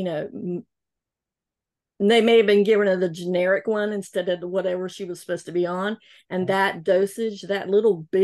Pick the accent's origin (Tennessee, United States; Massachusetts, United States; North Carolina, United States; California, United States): North Carolina, United States; I'm from North Carolina